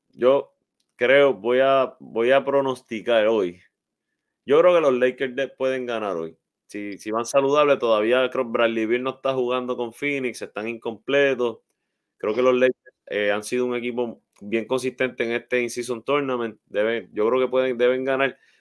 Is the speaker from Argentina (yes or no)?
no; Arecibo, Puerto Rico; para muchos de nosotros que crecimos ahí en Vista Azul, Jardines, ¿verdad? Y áreas adyacentes en Albaja